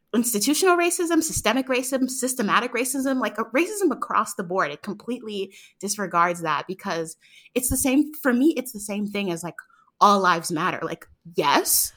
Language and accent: English; New York City, New York, United States; now in Atlanta, United States; I was born and raised in Harlem, but I live in Atlanta